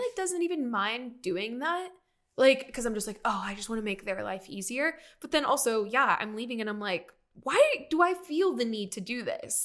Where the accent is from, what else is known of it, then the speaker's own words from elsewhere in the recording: Riverside, California, United States; moved away; I grew up in Riverside, which is, like, inland and it's, like, an hour away from the beach.